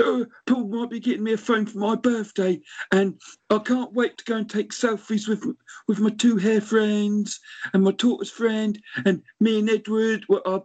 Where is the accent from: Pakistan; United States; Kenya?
Kenya; now in United Kingdom; I'm actually an English elephant because I got my dual citizenship, but I'm originally from Kenya.